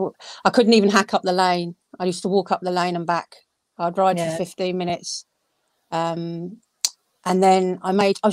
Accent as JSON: {"language": "English", "region": "London", "country": "United Kingdom", "tie": "born or raised there", "moved": "yes", "lives_now": "Surrey, United Kingdom", "said": "I am from South London originally, live in Surrey now"}